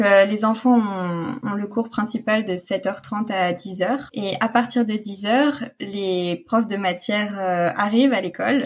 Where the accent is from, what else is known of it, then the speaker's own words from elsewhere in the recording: Rennes, Brittany, France; moved away as an adult; now in Frankfurt, Germany; alors je dirais bretonne, donc je viens de Rennes